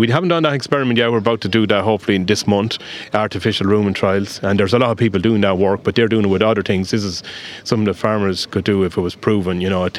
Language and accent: English; Westmeath, Ireland; accent: Westmeath; now in Clare, Ireland; I come from a farm in Westmeath, and I'm from Clare. Those that know me, they pick up the accent down here to know. I still have got the Westmeath.